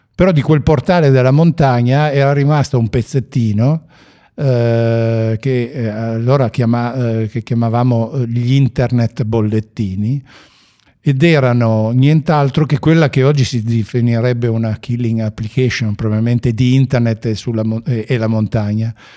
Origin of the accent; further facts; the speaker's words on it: Ivrea, Piedmont, Italy; io sono di Ivrea